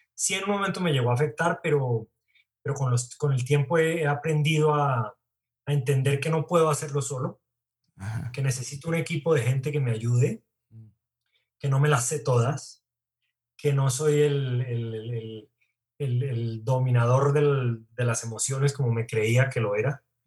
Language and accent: Spanish; Bogotá, Bogotá Capital District, Colombia; also born or lived in Cali; Soy caleño, pero chimbo, porque estuve tres días en Cali nada más. Como que al tercer día resucité y me vine para Bogotá.